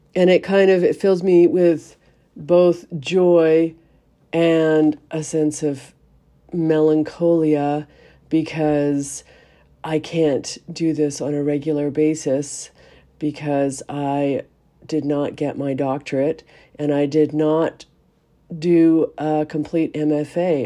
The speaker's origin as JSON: {"language": "English", "country": "Canada", "said": "we are Canadian"}